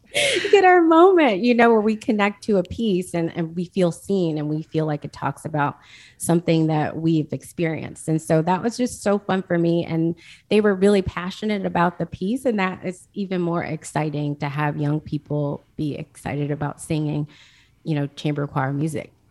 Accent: Jackson, United States; I grew up in Jackson

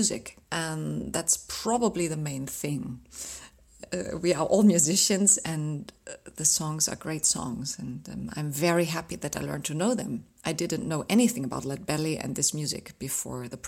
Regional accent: Ruhr area, North Rhine-Westphalia, Germany; now in Dresden, Germany; I was born in the Ruhrgebiet in Nordrhein-Westfalen in Germany

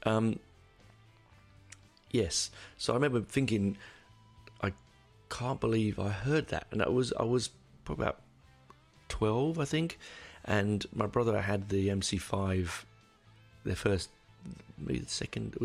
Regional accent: United Kingdom; I'm a Brit

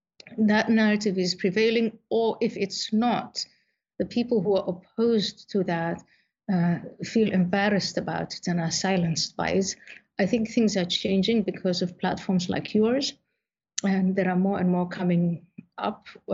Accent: Somalia; born there; also born or lived in Saudi Arabia / Ethiopia / Kenya / Netherlands; So I was born in Somalia, I was in Saudi Arabia, I was in Ethiopia, I was in Kenya before I came to the Netherlands

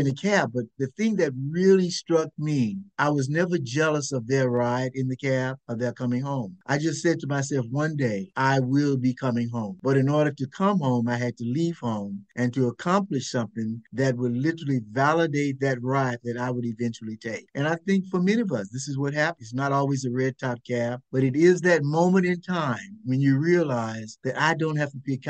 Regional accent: Mississippi Delta, United States; moved away; growing up on the Mississippi Delta

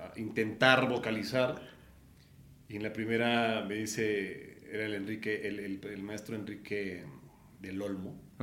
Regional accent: Puebla, Mexico; moved away as an adult; now in Mexico City, Mexico; nací en el Distrito Federal un 10 de agosto del 80 y a los 8 años nos fuimos a vivir a Puebla por temas de trabajo de mi papá

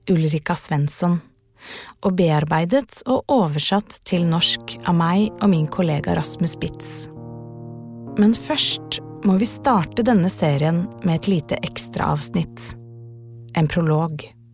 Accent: Afghanistan; now in Norway; Eh siden krigen i mitt hjemland Afghanistan.

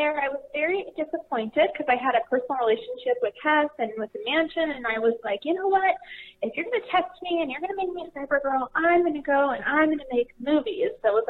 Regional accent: Laguna Beach, California, United States; moved away; I grew up in Laguna Beach, California, and actually, ironically, I'm here right now.

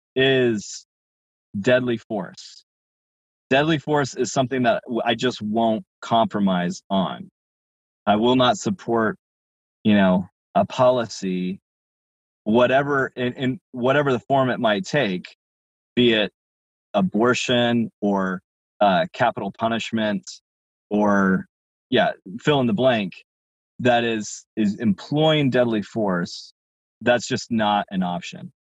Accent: Oregon, United States; I, I grew up in Oregon

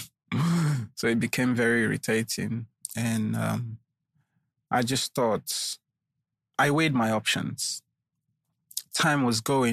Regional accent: Nigeria; also born or lived in London, United Kingdom; I'm a Nigerian. Nigeria is a big place

